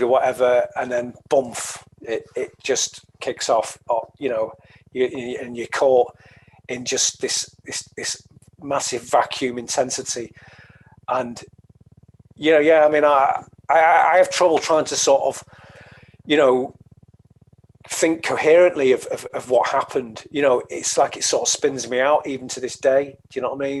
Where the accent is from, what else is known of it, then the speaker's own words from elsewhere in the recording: the Northwest, North West England, United Kingdom; I'm from the Northwest, a lot of Irish people there